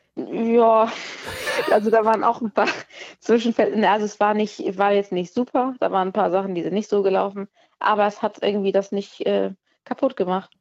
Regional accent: near Kiel, Schleswig-Holstein, Germany; ich bin ja aus der Nähe von Kiel

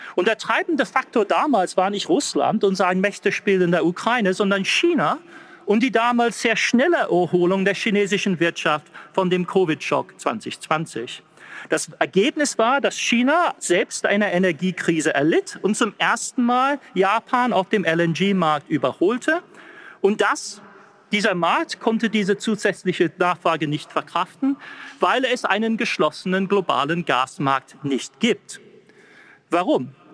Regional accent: England, United Kingdom; accent: English; German is a second language; Ich mit meinem englischen Akzent

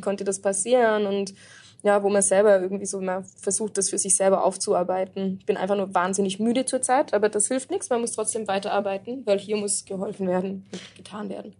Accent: Black Forest, Baden-Württemberg, Germany; moved away as an adult; also born or lived in Munich; now in Beirut, Lebanon; komme ich aber aus dem Schwarzwald

